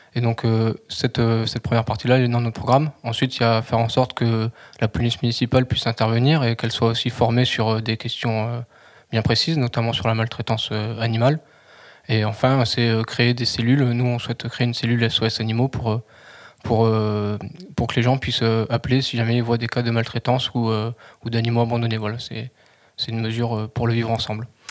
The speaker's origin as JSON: {"language": "French", "town": "Albi", "region": "Occitania", "country": "France", "tie": "born or raised there", "also_born_or_lived": "Nancy", "moved": "as an adult", "lives_now": "Toulouse, France", "said": "je suis originaire euh, d'Albi, j'ai vécu euh, toute mon enfance et mon adolescence euh, dans cette ville"}